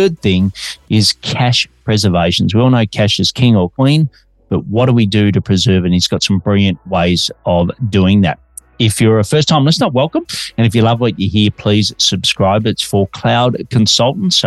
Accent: Australia; now in Melbourne, Australia

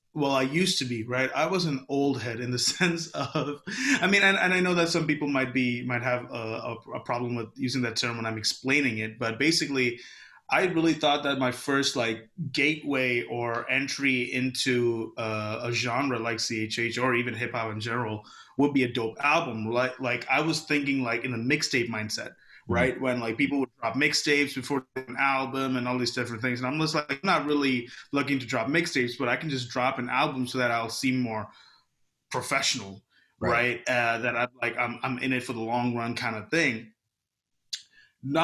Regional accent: Houston, Texas, United States; also born or lived in Kerala, India (ancestry); I'm straight from Houston, Texas, Mo City

